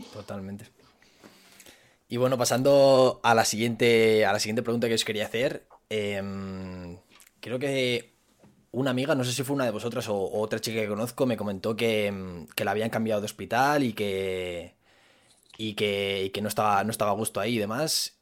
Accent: Zamora, Castile and León, Spain; en Zamora, que es de donde soy yo

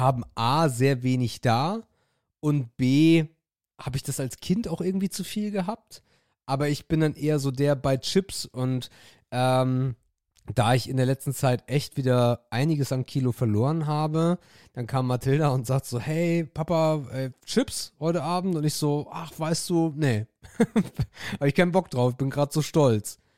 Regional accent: Northern Germany, Germany; Ich bin Norddeutscher

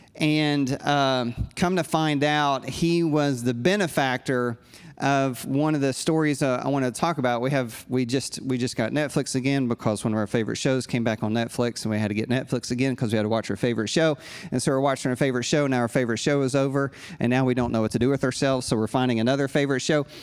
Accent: United States; I'm a pastor from the States

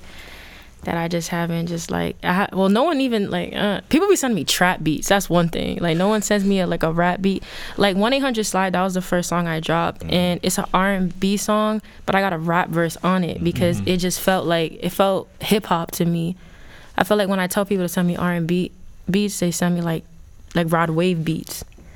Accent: Providence, Rhode Island, United States; I'm from Providence, the South Side. Grew up, born and raised

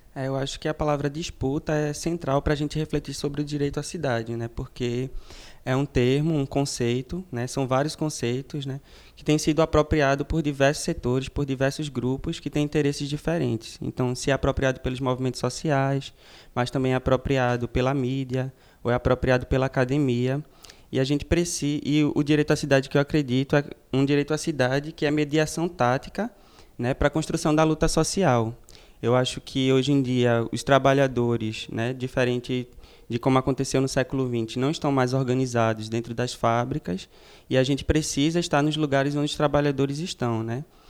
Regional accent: Paulista, Pernambuco, Brazil; Sou de original de Paratybe, Paulista, que é uma periferia aqui da região metropolitana norte

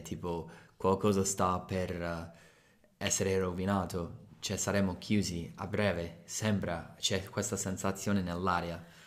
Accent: United States; Italian is a second language; now in Italy; sono americano

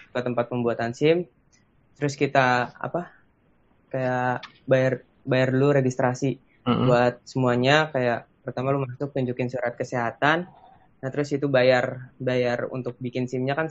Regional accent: Jakarta, Indonesia; kenapa gue bisa gue orang Jakarta kenapa gue bisa dibikin di Bekasi

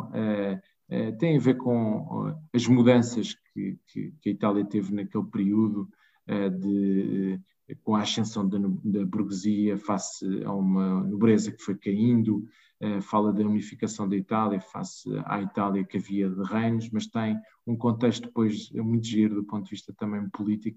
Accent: Lisbon, Portugal; eu sou lisboeta, de Gema

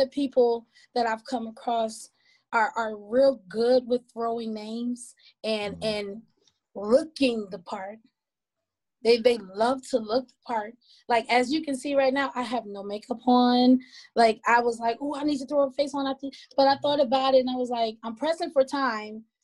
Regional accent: Milwaukee, Wisconsin, United States; moved away as an adult; now in Georgia, United States; performing all over my hometown, which is Milwaukee, Wisconsin

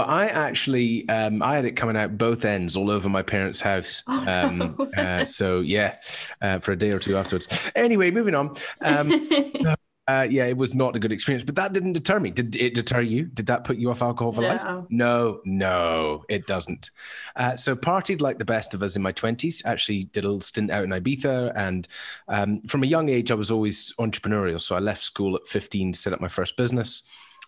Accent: Isle of Mull, west coast of Scotland, United Kingdom; I was originally from the Isle of Mull, west coast of Scotland, synonymous with drinking culture

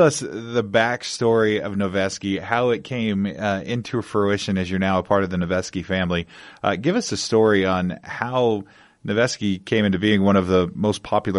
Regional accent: Central Point, Oregon, United States; moved away as an adult; now in Las Vegas, United States; I grew up in the Rogue Valley in a small town, Central Point

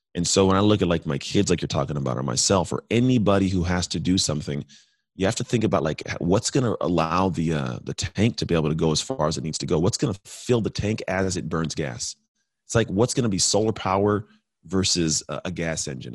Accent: United States; I'm American

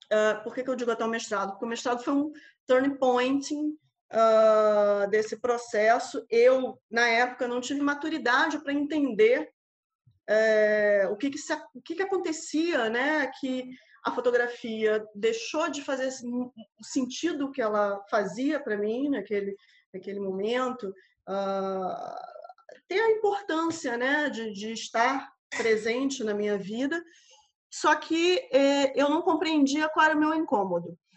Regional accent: Rio de Janeiro, Brazil; moved away as an adult; also born or lived in Macapá, Amapá, Brazil; now in Coimbra, Portugal; nasci no Rio de Janeiro, por, porém me mudei para o extremo norte do país, para Macapá, e onde morei por uh, ah, 10 anos

